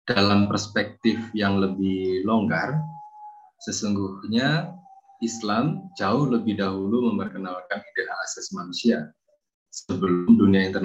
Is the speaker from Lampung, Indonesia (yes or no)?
no; Boyolali, Central Java, Indonesia; now in Kalasan, Indonesia; Saya asli dari Boyolali. Saat ini saya tinggal di Kalasan, Yogyakarta.